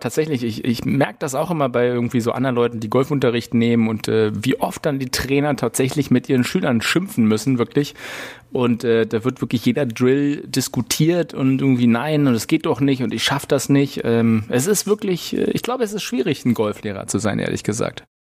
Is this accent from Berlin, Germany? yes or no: yes; Berlin, Germany; wir als Berliner